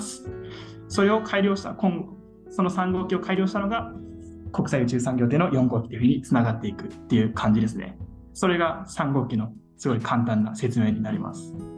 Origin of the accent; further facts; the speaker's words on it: Tohoku, Japan; 東北僕も東北出身ということで